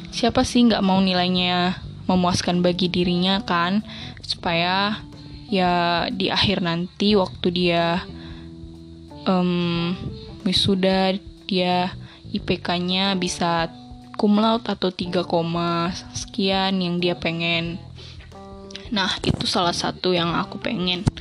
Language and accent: Indonesian; Medan, North Sumatra, Indonesia; born there; Aku umur 17 tahun dan aku lahir di Medan tanggal 4 September 2003.